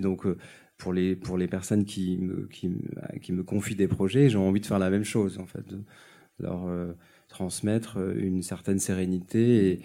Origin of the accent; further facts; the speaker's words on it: Nice, Provence-Alpes-Côte d'Azur, France; Je suis niçois